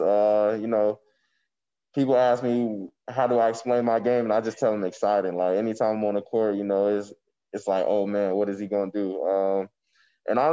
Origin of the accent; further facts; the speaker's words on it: Charlotte, North Carolina, United States; I'm from Charlotte